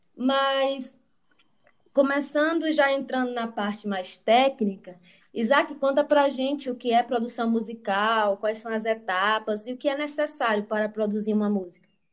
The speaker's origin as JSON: {"language": "Portuguese", "town": "Caxias", "region": "Maranhão", "country": "Brazil", "said": "nós somos de Caxias, no Maranhão"}